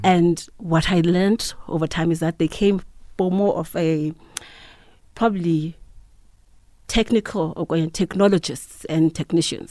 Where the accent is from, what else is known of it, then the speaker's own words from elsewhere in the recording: Mthatha, Eastern Cape, South Africa; also born or lived in Mount Frere; I grew up in the Eastern Cape, uh, Mthatha.